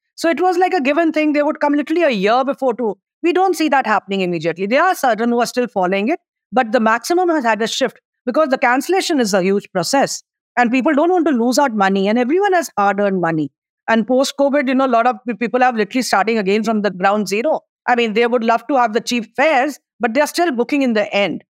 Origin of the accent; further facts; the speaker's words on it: India; as an Indian